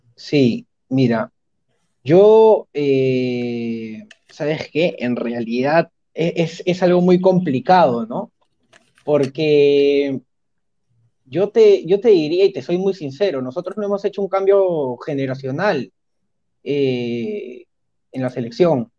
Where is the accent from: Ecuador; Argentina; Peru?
Peru; como peruanos